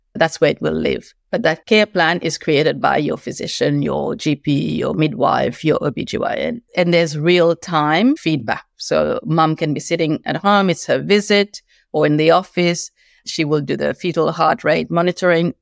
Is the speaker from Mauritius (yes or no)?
yes; Mauritius; moved away as an adult; also born or lived in Beijing, China; now in Australia; I've been in Australia for ten years, moved here from eleven years being in Beijing, China, originally from Mauritius